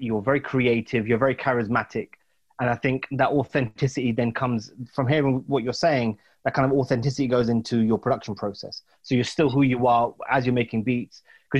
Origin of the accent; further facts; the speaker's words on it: United Kingdom; Plus, I'm British too, right?